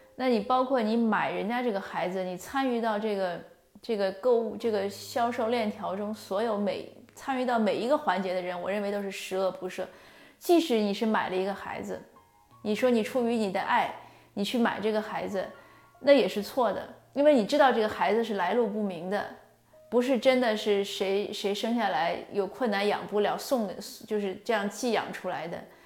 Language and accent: Chinese; China; 我们中国人就是华夏文化